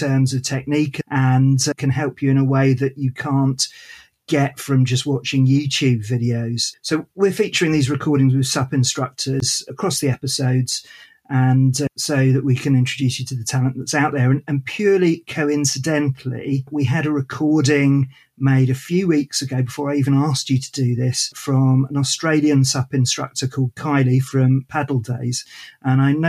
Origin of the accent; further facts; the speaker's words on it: United Kingdom; we're both British born